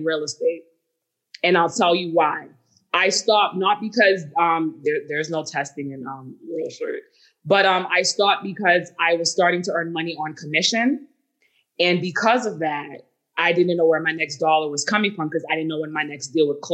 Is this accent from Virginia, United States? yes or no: no; Boston, Massachusetts, United States; I'm from Boston